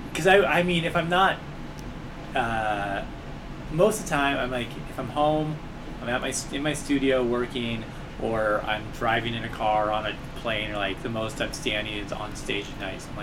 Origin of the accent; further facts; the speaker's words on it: Southwest, United States; now in Spokane, United States; I grew up in the Southwest and I hate I live in Spokane, Washington, and I hate the snow.